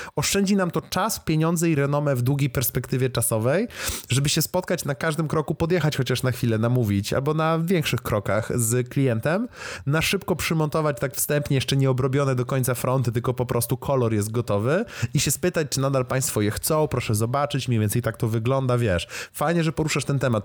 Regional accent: Lublin, Lublin Voivodeship, Poland; w którym się wychowałem jako dzieciak zupełny jeszcze w Lublinie

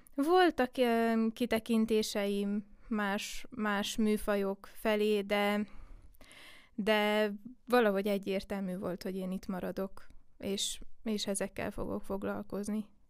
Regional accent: Székely Land, Romania; Én Székelyföldön születtem, és um, nem csak a családom részéről volt egy uh, egy indítás a népzene felé, hanem, hanem a falu közösség részéről is

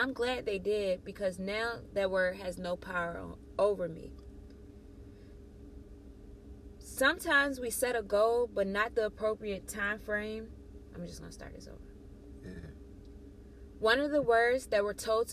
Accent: Ettrick, Virginia, United States; you're visiting me in my hometown of Ettrick, Virginia

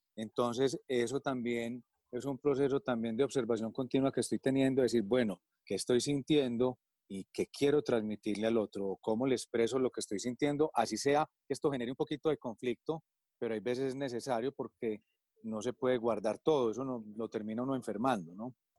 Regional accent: Medellín, Antioquia, Colombia; also born or lived in United States / Europe; nací aquí en Medellín, Colombia tuve la oportunidad de formarme aquí

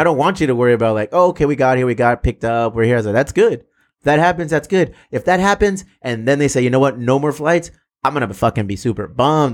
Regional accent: South Bay, California, United States; we're both from the South Bay

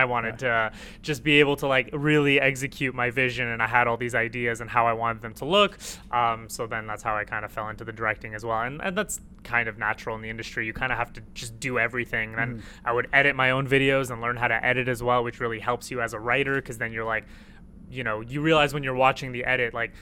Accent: Toronto, Ontario, Canada; also born or lived in Jordan / Iraq; born in Jordan and then moved here when I was two, and just been in Toronto pretty much like ever since.

